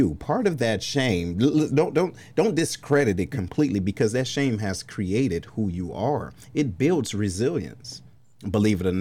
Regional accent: Detroit, Michigan, United States; being from Detroit

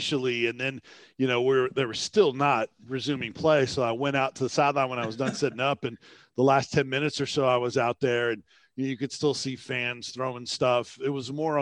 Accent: Tampa, Florida, United States; growing up in Tampa

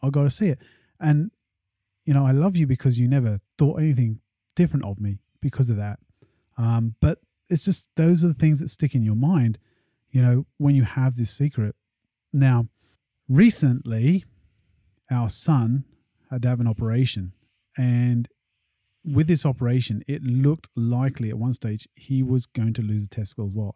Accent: England, United Kingdom; especially at school and growing up in England

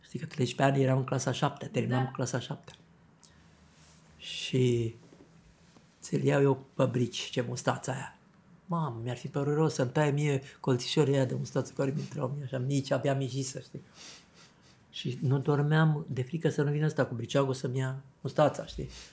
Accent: Zăvideni, Vâlcea County, Romania; am ajuns și eu la Zăvide. La Zăvideni

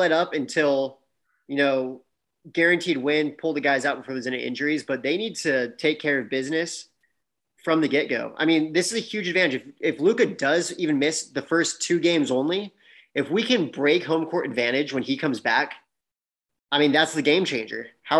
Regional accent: Houston, Texas, United States; Take that back. That's my hometown.

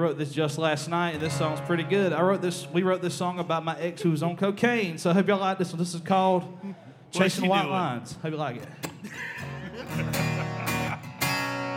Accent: Baxley, Georgia, United States; I'm from Baxley, Georgia

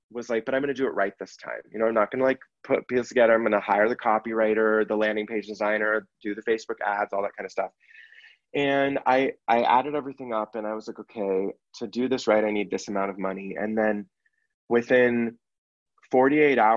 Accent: San Francisco Bay Area, Northern California, United States; moved away; I grew up in the Bay Area, Northern California

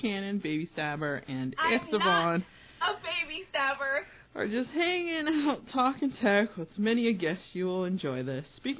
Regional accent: Boston, Massachusetts, United States; I'm from Boston

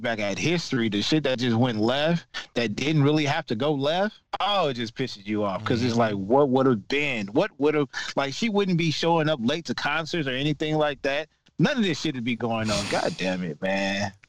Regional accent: Los Angeles, California, United States; I grew up in, you know, I grew up in South Central.

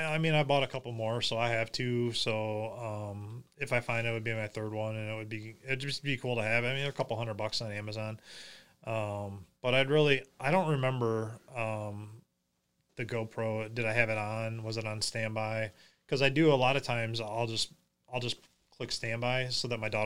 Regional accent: United States; I grew up on Plum Creek.

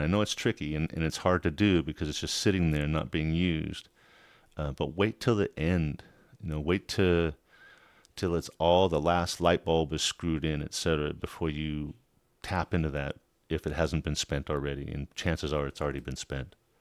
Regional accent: a small town south of Los Angeles, California, United States; When I grew up in California, in Los Angeles, a small town south of Los Angeles.

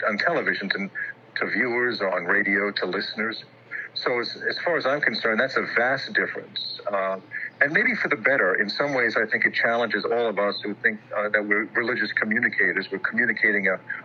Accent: New York City, New York, United States; also born or lived in Rhode Island; now in Alexandria, United States; I'm originally born and raised in Queens, New York

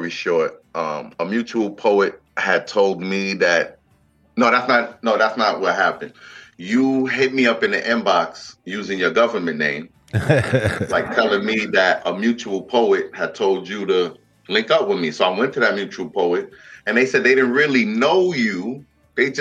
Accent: New York City, New York, United States; me growing up in the Bronx

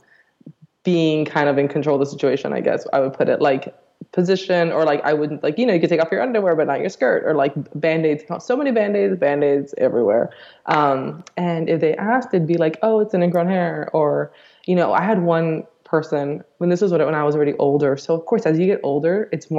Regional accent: Miami, Florida, United States; I grew up in Miami

